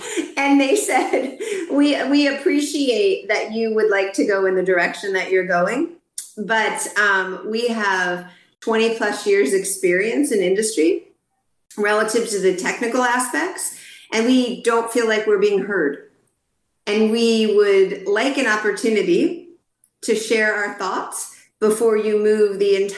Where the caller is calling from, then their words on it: Dallas, Texas, United States; I'm calling in from Dallas, Texas, my home city and state.